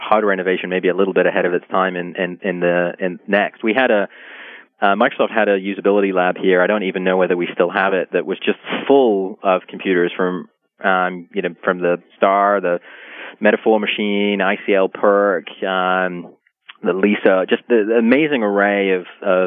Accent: England, United Kingdom; growing up in England and learning to program in the 80s

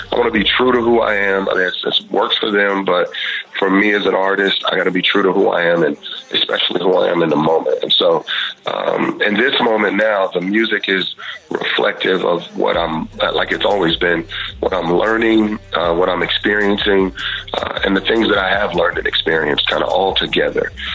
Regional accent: Houston, Texas, United States; I grew up in Texas and Houston

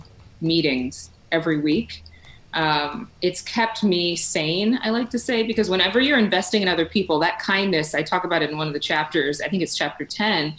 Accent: Sacramento, California, United States; now in Dallas–Fort Worth, United States; my hometown of Sacramento

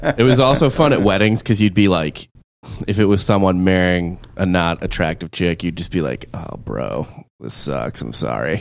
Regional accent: University City, Missouri, United States; I grew up in University City, which is a nice-ish area, but the school district is dog shit

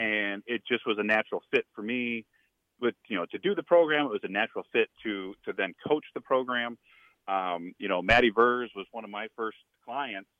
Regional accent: Indiana, United States; moved away as an adult; also born or lived in Nebraska; I came from Indiana

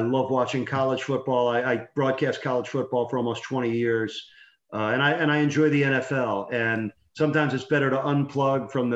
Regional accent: New York, United States; moved away; I grew up in New York.

